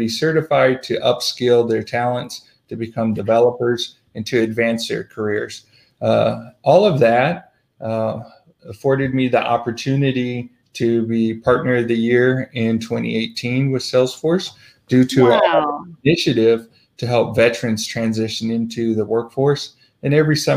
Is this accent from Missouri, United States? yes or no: yes; St. Louis, rural Missouri, United States; moved away as an adult; also born or lived in Southern California, United States; I was born in St. Louis, grew up in Southern California for a little while. We moved back to rural Missouri